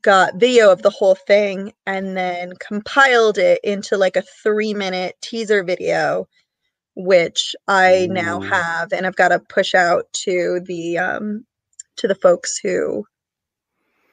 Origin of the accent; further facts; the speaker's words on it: Massachusetts, United States; My home state has the Boston Convention and Expo Center